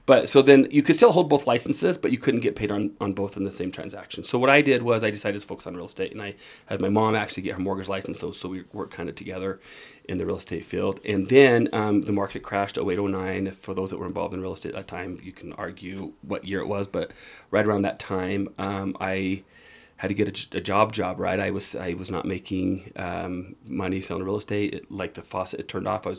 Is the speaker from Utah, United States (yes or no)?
yes; Utah, United States; also born or lived in Germany; I grew up here in Utah